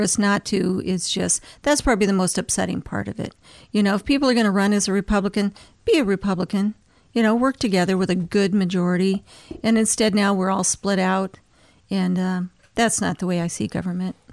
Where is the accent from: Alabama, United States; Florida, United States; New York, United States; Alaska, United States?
Alaska, United States; Anchorage; also born or lived in Fairbanks; now in Wasilla, United States; I was born in Fairbanks, grew up in Anchorage, and then I moved to Wasilla in nineteen ninety-six